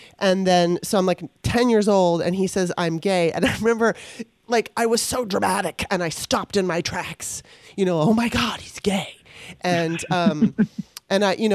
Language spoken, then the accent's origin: English; Los Angeles, California, United States; growing up in Los Angeles